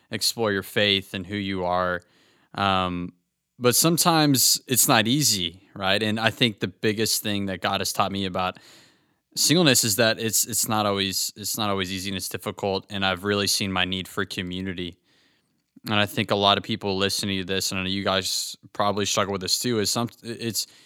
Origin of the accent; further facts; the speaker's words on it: Fort Worth, Texas, United States; I'm from Fort Worth, Texas.